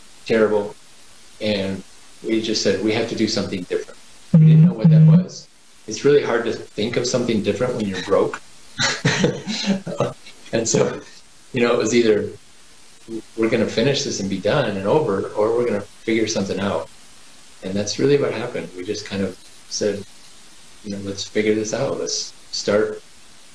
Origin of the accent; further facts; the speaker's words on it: Kansas City, United States; moved away; I grew up in Kansas City area